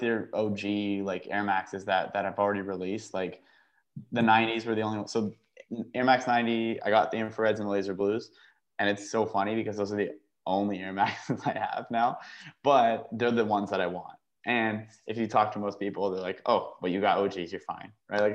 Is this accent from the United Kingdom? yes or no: no; Canada; I'm a Canadian